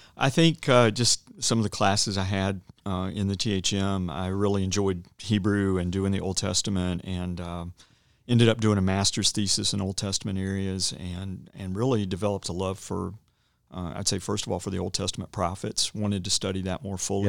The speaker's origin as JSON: {"language": "English", "town": "Roanoke", "region": "Virginia", "country": "United States", "tie": "born or raised there", "also_born_or_lived": "Dallas / Cedarville", "said": "I'm from the area. I grew up in Roanoke"}